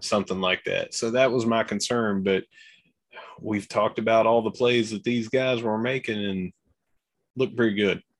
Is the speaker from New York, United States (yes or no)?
no; Gilbert, West Virginia, United States; from Gilbert